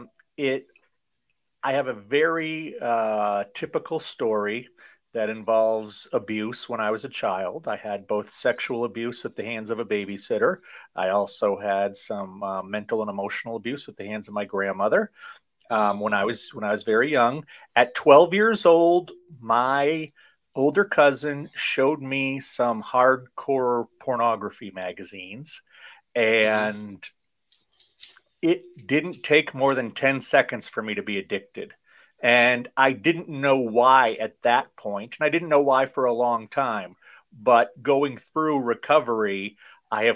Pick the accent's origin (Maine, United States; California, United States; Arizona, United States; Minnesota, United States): Maine, United States; also born or lived in Tokyo, Japan; I am from Maine, born here and raised here